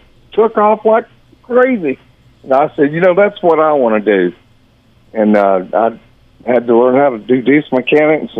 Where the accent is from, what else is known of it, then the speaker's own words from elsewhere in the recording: Georgia, United States; moved away; growing up in Georgia